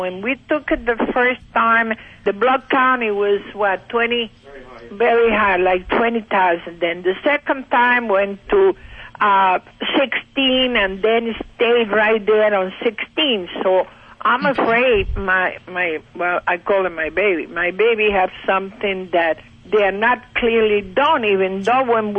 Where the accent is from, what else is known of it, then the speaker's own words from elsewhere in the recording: Cuba; now in Bushkill Falls, United States; I'm in Pennsylvania, Bushkill Falls.